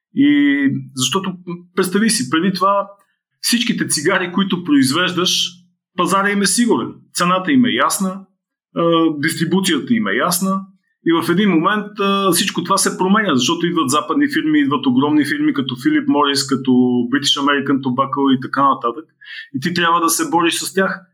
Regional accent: Blagoevgrad, Blagoevgrad Province, Bulgaria; в родния ми град, в Бългоград

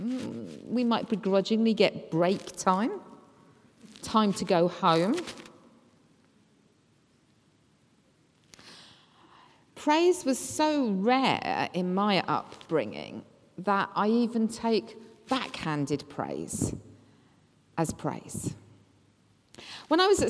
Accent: England, United Kingdom; us being English that we were brought up to be critical

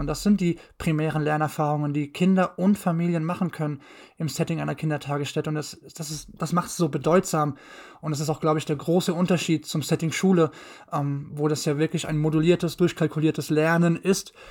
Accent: Mainz, Rhineland-Palatinate, Germany; bin gebürtiger Mainzer, komme aus dem wunderschönen Rheinland-Pfalz

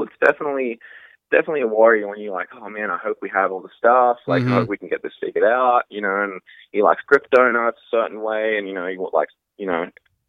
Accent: Australia; moved away; I'm Australian

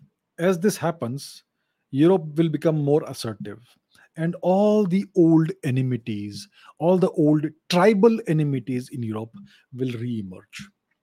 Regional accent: India

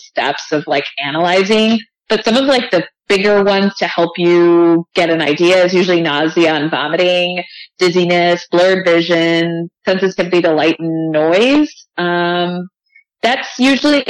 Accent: Chicago, Illinois, United States; Born and raised in Chicago

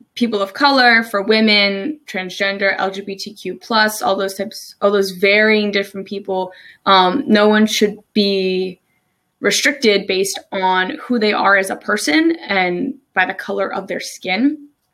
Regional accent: New Jersey, United States; moved away as an adult; also born or lived in Maryland; now in Salisbury, Maryland, United States; I'm originally from New Jersey. I moved to Maryland about three, almost three years ago now

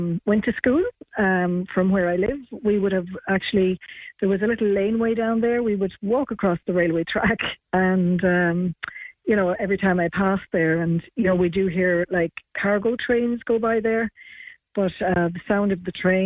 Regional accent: Ireland; I'm from Croisín. I've lived here, but been away and come back

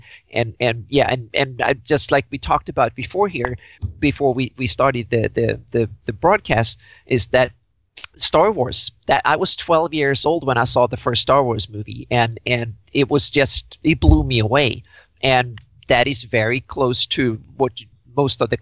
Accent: Sweden; I grew up in Sweden

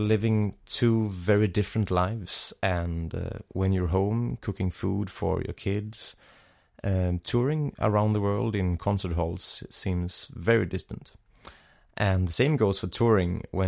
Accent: Sweden; also born or lived in Denmark; from Sweden

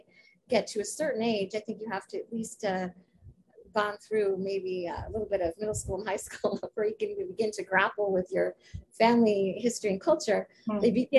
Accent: New York, United States; I was raised in New York.

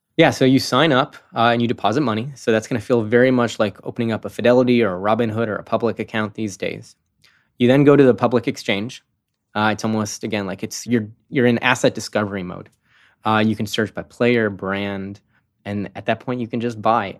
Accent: Chicago, Illinois, United States; now in San Francisco, United States; I'm from Chicago

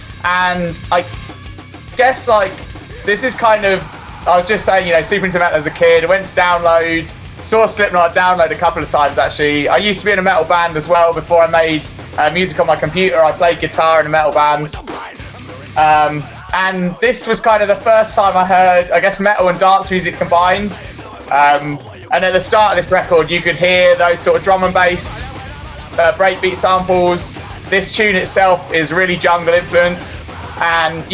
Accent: Cambridge, East of England, United Kingdom; moved away as an adult; also born or lived in Canterbury; now in Brighton, United Kingdom; I grew up in Cambridge. So, went to school there

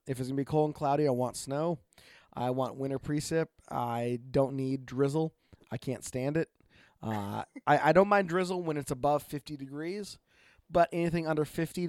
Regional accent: Oregon, United States; from Oregon.

